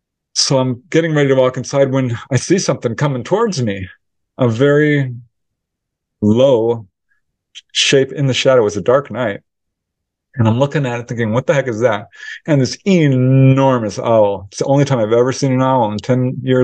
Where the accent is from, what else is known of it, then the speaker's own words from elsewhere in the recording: Topanga, California, United States; I grew up in Topanga Canyon, which was filled with owls.